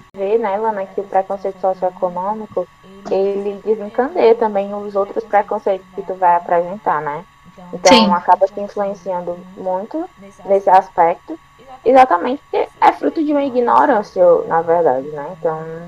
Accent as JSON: {"language": "Portuguese", "region": "Ceará", "country": "Brazil", "said": "aqui no Ceará e, e a gente tem muito essa influência também do francês. Então, a, a gente até fala um pouco assim, talvez nesse R"}